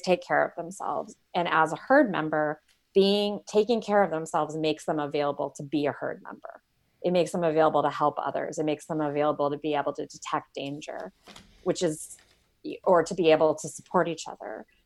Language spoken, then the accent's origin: English; Michigan, United States; moved away as an adult; also born or lived in Arizona / San Francisco Bay Area, California; now in Silicon Valley, United States; I grew up in Michigan, and then I was in Arizona for about seven years